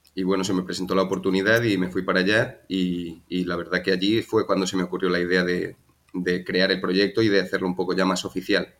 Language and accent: Spanish; Madrid, Community of Madrid, Spain; moved away as an adult; also born or lived in Galicia; now in Malta; yo nací en Madrid y estuve allí viviendo 27 años, allí me crié